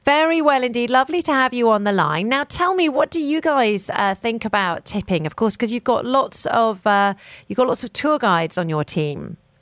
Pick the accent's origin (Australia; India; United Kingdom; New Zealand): United Kingdom; I'm also British